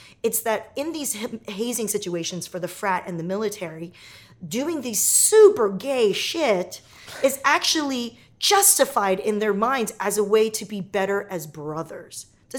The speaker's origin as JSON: {"language": "English", "town": "Torrance", "region": "California", "country": "United States", "tie": "born or raised there", "said": "I grew up in Torrance down in Southern California here."}